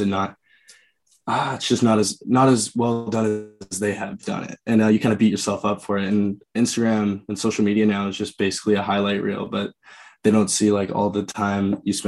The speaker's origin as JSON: {"language": "English", "town": "Oshawa", "region": "Ontario", "country": "Canada", "said": "just outside. So like Oshawa area"}